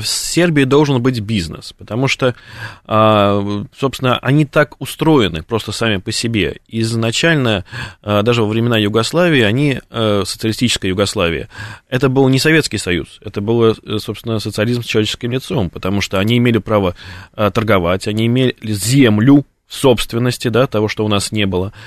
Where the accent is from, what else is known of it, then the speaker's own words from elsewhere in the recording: Russia; мы русские